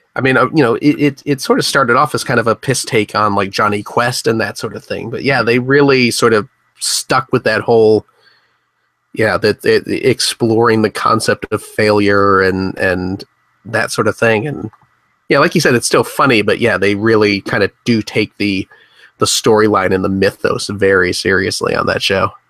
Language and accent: English; Chicago suburbs, Illinois, United States; a, a white kid growing up in the Chicago suburbs